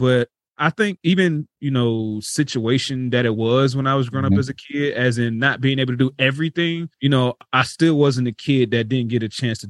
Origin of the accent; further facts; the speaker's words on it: Florida, United States; I mean, I feel like, you know, during the time I was growing up, man, even though it probably didn't feel like it was dope